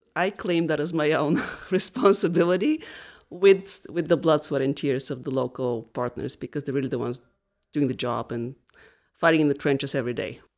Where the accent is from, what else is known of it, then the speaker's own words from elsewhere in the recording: Bulgaria; moved away as an adult; also born or lived in New Hampshire, United States; now in Rhode Island, United States; I am originally from Bulgaria. The first 22 years of my life I spent there, and then I moved to the United States.